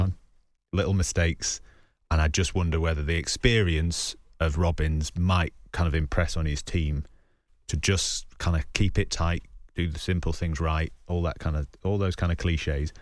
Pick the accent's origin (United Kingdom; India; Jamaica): United Kingdom; Salford, North West England; I grew up in Salford